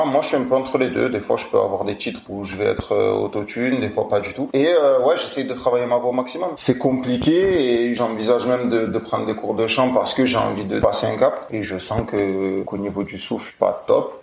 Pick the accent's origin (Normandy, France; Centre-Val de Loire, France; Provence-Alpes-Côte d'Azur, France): Provence-Alpes-Côte d'Azur, France; Marseille; accent: Marseillais; quand je parle en général j'ai un accent marseillais on l'entend quand je chante pas trop